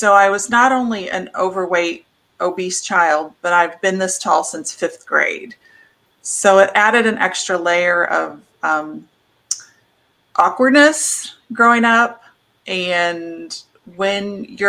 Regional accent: Midwest, United States; So I grew up in the Midwest on a farm

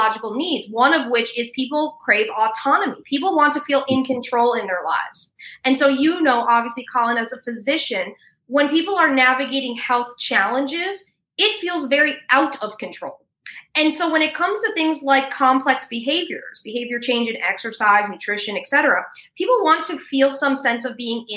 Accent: New York, United States; I'm a New Yorker by background

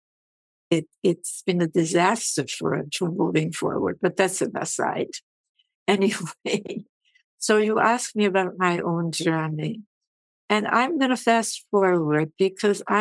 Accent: Havana, Cuba; also born or lived in Vienna, Austria; now in United States; I grew up in Havana, in the industrial slums of Havana

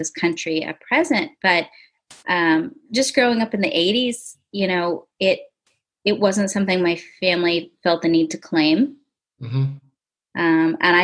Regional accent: United States; first language English; I was born and raised in America

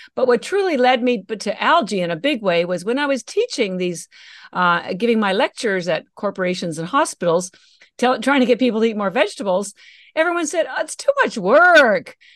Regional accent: Canada; moved away as an adult; now in Boston, United States; I live in Boston, Massachusetts, although I'm Canadian and all my education was in Canada

